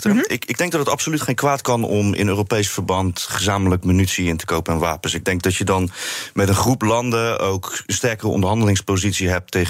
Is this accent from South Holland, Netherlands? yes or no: yes; Rotterdam, South Holland, Netherlands; Zeker, Rotterdam-Zuid.